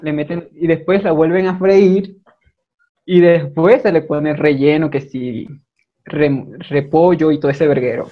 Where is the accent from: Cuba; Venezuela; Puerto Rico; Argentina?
Venezuela; Maracaibo, Zulia; accent: maracucho; moved away as an adult; now in Ecuador; soy de Maracaibo